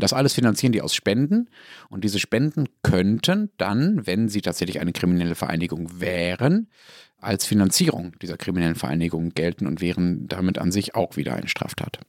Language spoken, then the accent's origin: German; Dortmund, North Rhine-Westphalia, Germany; meiner Heimatstadt Dortmund